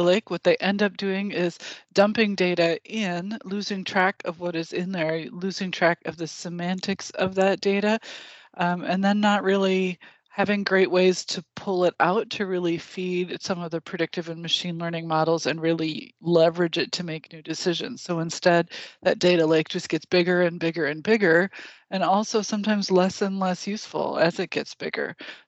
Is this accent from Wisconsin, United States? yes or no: yes; Wisconsin, United States; I'm from Wisconsin